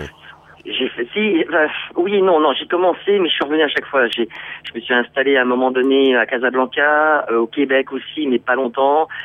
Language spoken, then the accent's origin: French; Brittany, France; moved away as an adult; also born or lived in Paris / Réunion; je suis breton. Donc je vais dire plutôt que je suis euh, retour euh, aux sources